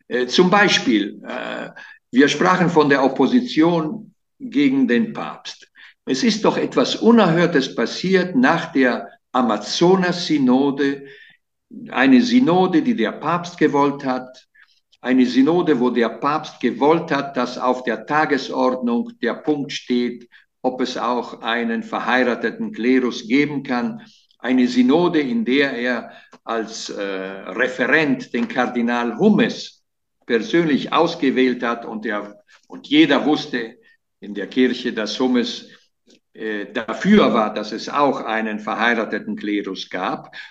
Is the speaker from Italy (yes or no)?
yes; Italy; German is a second language; Äh, als Italiener, ja.